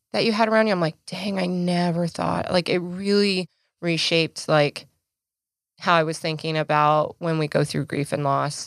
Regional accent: Idaho, United States; moved away; my home state, back in Idaho

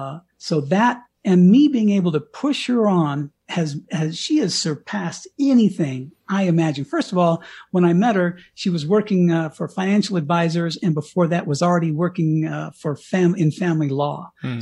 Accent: Bangor, Maine, United States; there's a picture on the front page of my hometown newspaper of me kissing the ground in Bangor, Maine.

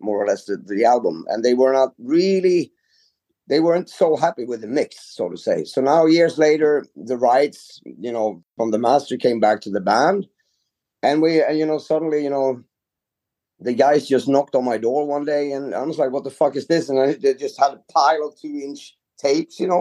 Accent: Sweden; I'm from Sweden.

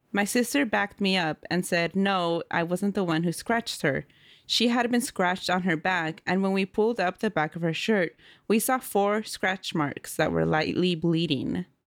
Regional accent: Oakland, California, United States; also born or lived in Central Valley, California; I grew up in Oakland, California, and then we moved to the Central Valley.

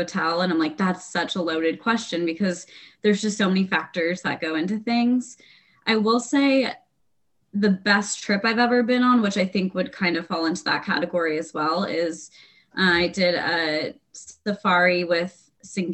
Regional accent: San Diego, California, United States; also born or lived in Austin, Texas; now in New York City, United States; I'm from San Diego originally. And then I was living in Austin, Texas for about 5 years

